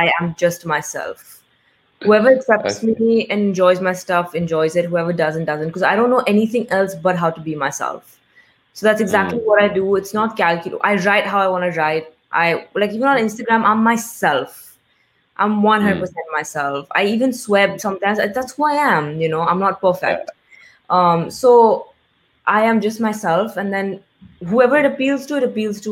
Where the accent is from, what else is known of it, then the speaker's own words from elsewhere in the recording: India; moved away as an adult; I'm very proud to be Indian.